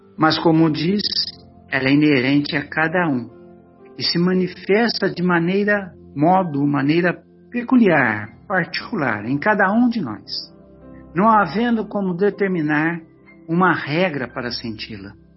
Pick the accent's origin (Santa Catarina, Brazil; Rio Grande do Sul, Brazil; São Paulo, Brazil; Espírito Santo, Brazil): São Paulo, Brazil; São José do Rio Pardo; é a nossa cidade